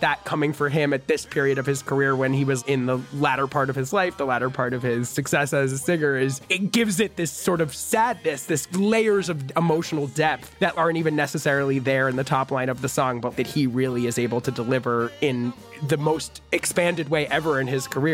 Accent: New York, United States; I grew up in New York

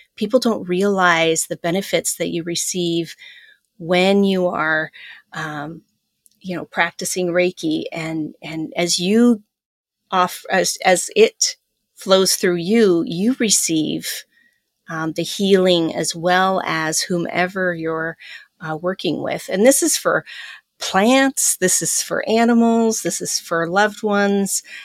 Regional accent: Pacific Northwest, United States; moved away; also born or lived in Iowa; growing up in the Pacific Northwest, running around the woods

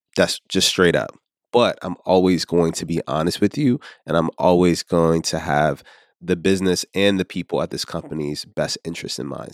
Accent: Richmond, Virginia, United States; now in New York, United States; I'm originally from Richmond, Virginia, and somehow made my way here to, uh, New York.

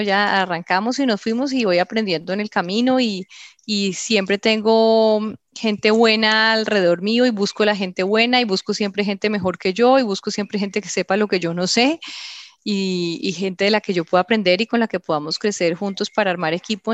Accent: Colombia; moved away as an adult; also born or lived in London, United Kingdom; cuando me fui de Colombia pensé que los colombianos estábamos todos locos

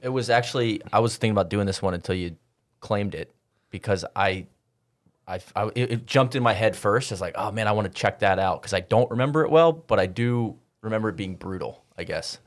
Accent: Atlanta, Georgia, United States; When I was growing up in Atlanta, there were a couple courts, I played Atlanta Junior Golf

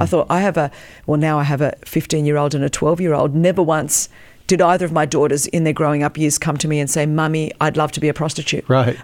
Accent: Australia; first language Greek; English is a second language; moved away as an adult; also born or lived in Melbourne, Australia; now in United States; I was born in Australia, but, um, you know, the daughter of Greek immigrants

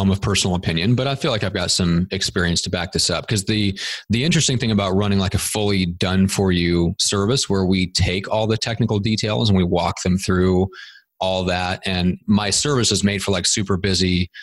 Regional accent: Nebraska, United States; moved away as an adult; now in San Diego, United States; we're both from my hometown in Nebraska.

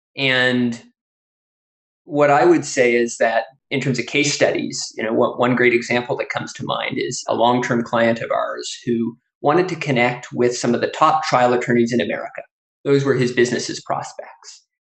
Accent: Canada; now in United States; I grew up in Canada before moving to the US.

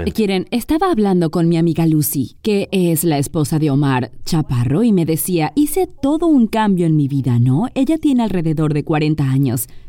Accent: Mexico; en mi país

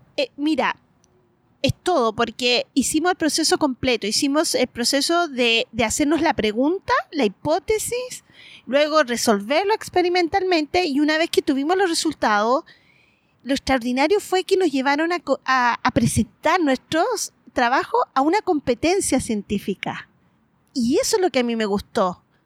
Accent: Antofagasta, Chile; moved away as an adult; also born or lived in Japan; yo soy antofagastina, eh, nacida y criada

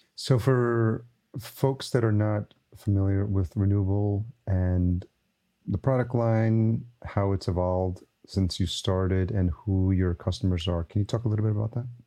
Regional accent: Yonkers, New York, United States; also born or lived in East Village, New York City; I grew up in New York, grew up in Yonkers, just outside New

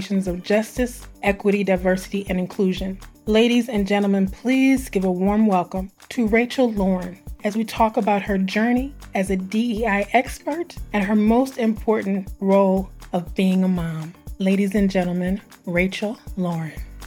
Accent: St. Louis, Missouri, United States; I'm a Missouri girl, St. Louis girl

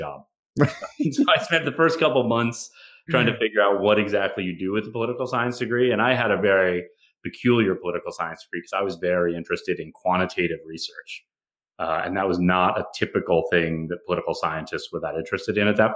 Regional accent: McPherson, Kansas, United States; moved away as an adult; also born or lived in Minnesota / Seattle; now in Boston, United States; I grew up in a small town in the middle of Kansas, a town called McPherson, Kansas, about an hour north of Wichita.

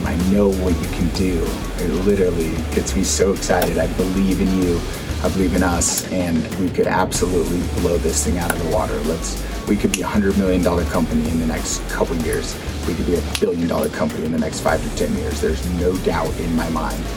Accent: South Lake Tahoe, California, United States; I'm born and raised in South Lake Tahoe, and this is the best place to ever grow up.

